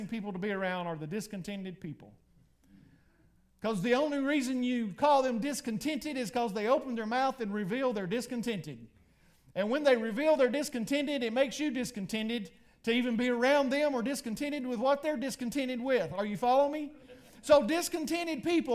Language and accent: English; Dahlonega, Georgia, United States; I grew up in Dahlonega near a place called the Copper Mines.